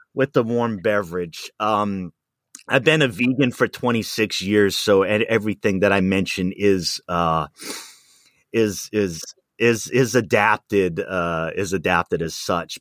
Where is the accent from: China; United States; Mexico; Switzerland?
United States; Rhode Island; also born or lived in Wisconsin; now in Pacific Northwest, United States; where I grew up in Rhode Island in the city